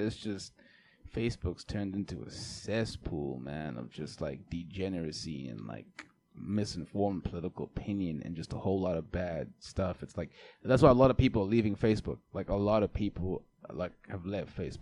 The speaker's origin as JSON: {"language": "English", "country": "South Africa", "said": "being South African"}